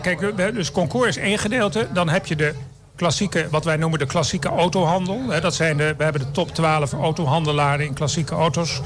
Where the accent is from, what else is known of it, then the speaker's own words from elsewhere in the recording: Het Gooi, North Holland, Netherlands; ik kom uit het Gooi